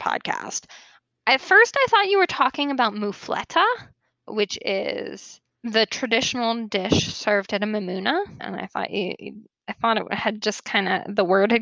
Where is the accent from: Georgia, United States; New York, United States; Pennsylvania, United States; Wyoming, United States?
New York, United States; now in the South, United States; I grew up in New York